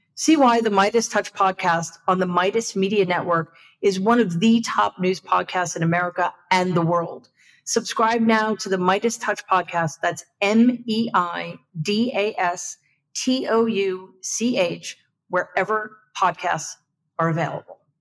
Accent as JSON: {"language": "English", "region": "New York", "country": "United States", "said": "I'm a New Yorker, so I have tendency to speak quickly"}